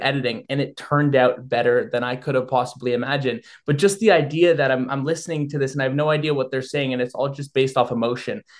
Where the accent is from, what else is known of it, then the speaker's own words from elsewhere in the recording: Thornhill, Ontario, Canada; moved away as an adult; now in London, Canada; I grew up in York Region. I was uh, was born and raised in a small town called Thornhill, I now go to school in London